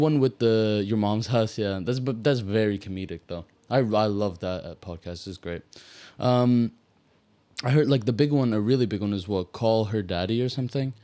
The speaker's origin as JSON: {"language": "English", "country": "Malta", "said": "I'm from Malta"}